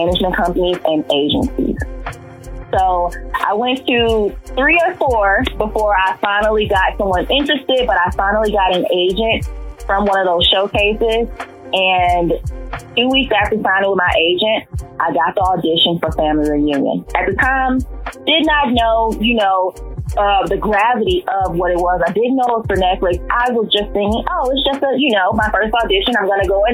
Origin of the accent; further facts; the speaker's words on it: St. Francisville, Louisiana, United States; moved away; I grew up in St. Francisville, Louisiana. That's where my whole family is.